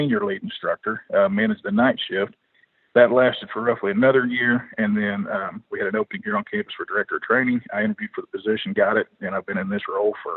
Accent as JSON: {"language": "English", "region": "Oklahoma", "country": "United States", "tie": "born or raised there", "said": "I grew up, obviously I grew up in Oklahoma"}